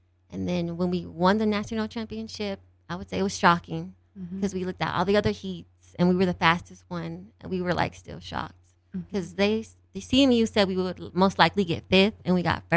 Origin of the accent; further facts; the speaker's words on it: Denver, Colorado, United States; now in Grand Junction, United States; I'm from Denver, Colorado.